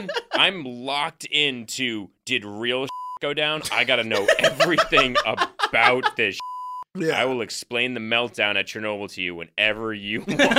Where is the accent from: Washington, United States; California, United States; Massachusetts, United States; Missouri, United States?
Massachusetts, United States; Boston; I'm from Boston.